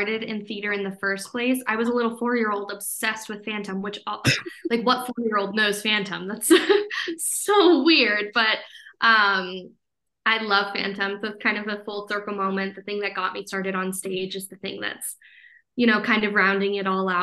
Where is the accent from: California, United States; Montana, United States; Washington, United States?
Montana, United States; Helena; I'm born and raised in Montana, a Helena native